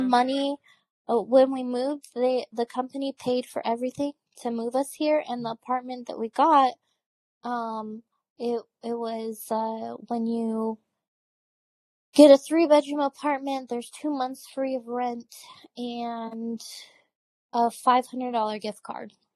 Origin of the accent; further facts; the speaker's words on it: Washington, United States; now in Texas, United States; I'm from Washington, dark and cold